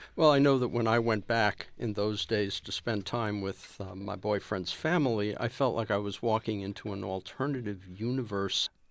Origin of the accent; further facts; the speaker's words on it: New York, United States; I'm a Jew from New York